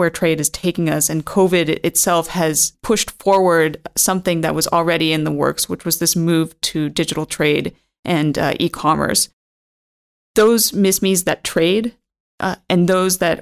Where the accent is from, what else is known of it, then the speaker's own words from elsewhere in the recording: United States; moved away; I'm from the United States originally